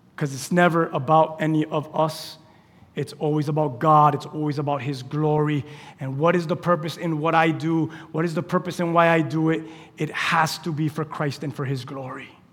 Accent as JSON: {"language": "English", "country": "United States", "said": "I'm from Westchester. We speak like that in Westchester."}